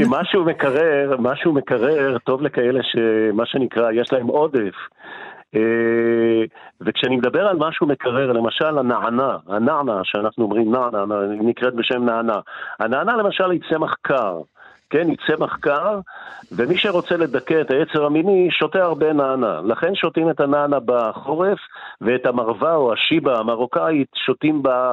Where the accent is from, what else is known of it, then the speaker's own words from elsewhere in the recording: Morocco; now in Israel; אני בא ממרוקו